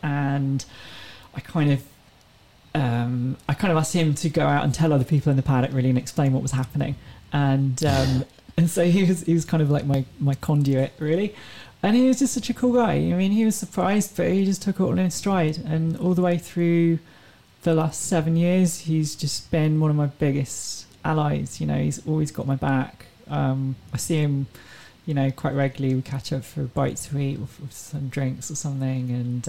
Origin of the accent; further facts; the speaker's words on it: England, United Kingdom; They're like, hold on, are you French? I'm like, no, I'm from England.